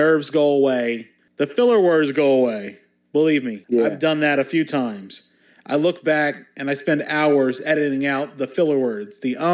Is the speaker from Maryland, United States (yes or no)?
yes; Newark, Maryland, United States; growing up in Newark, Maryland